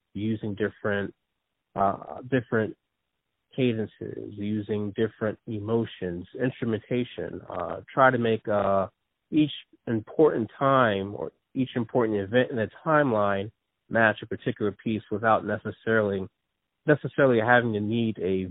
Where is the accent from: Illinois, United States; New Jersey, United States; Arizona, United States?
New Jersey, United States; also born or lived in Philadelphia area; I was born in New Jersey, and I've been raised in New Jersey, but most of my family is from Philadelphia.